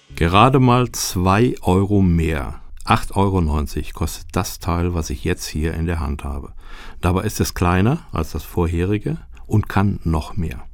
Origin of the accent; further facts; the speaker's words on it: Germany; als Deutscher